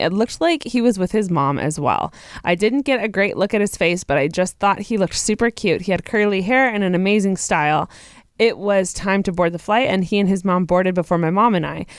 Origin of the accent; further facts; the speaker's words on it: Texas, United States; I am from Texas